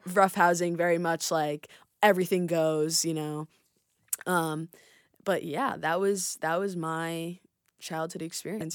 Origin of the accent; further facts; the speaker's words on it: Rye, New York, United States; I'm from Rye, New York